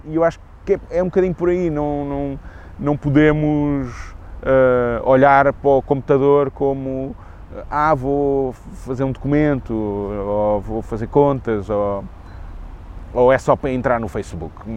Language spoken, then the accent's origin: Portuguese; Lisbon, Portugal; sou nascido e criado em Lisboa